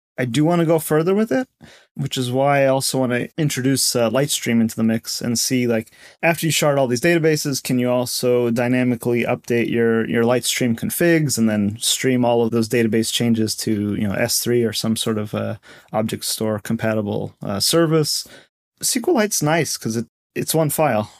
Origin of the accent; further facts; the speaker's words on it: Connecticut, United States; moved away as an adult; also born or lived in Seattle / Bay Area; I grew up in Connecticut